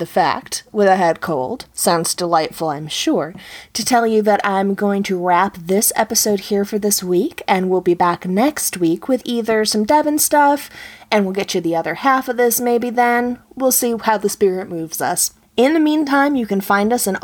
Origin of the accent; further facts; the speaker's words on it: Buffalo, New York, United States; When I was growing up in Buffalo